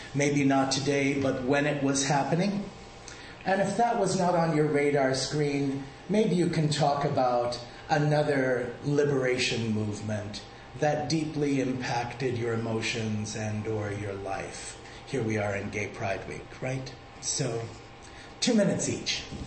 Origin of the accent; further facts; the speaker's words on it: Malta; now in United States; I was um, born on the island of Malta, and we speak a dialect of Arabic, so I identify as Arab American